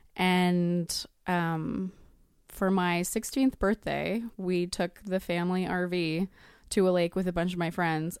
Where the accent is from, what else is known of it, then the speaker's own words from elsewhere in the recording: Edmonton, Alberta, Canada; moved away as an adult; now in Vancouver, Canada; I'm originally from Edmonton, but I moved to Vancouver for film school, and I've been there thirteen years.